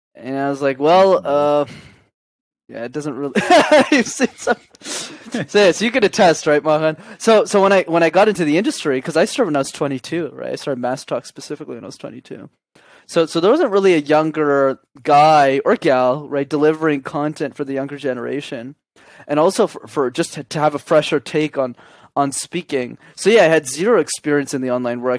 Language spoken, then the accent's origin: English; Montreal, Quebec, Canada; I grew up in Montreal.